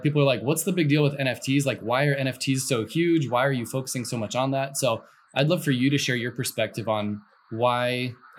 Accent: Mason, Ohio, United States; I grew up in Mason, Ohio. I lived in Mason, Ohio

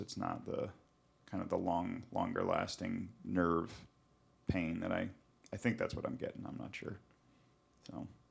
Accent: Montana, United States; moved away; also born or lived in Pacific Northwest; growing up in Montana and then living in the Pacific Northwest

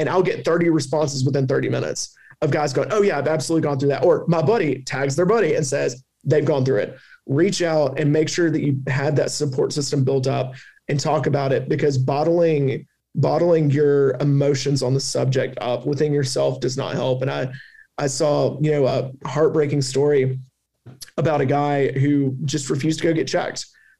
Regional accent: the South, United States; accent: Southern; don't let my Southern accent get in the way.

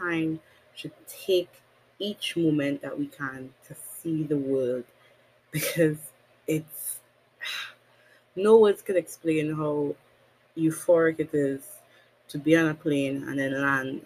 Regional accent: Trinidad & Tobago; Born and raised Caribbean, I'm a country girl for the rest of my life

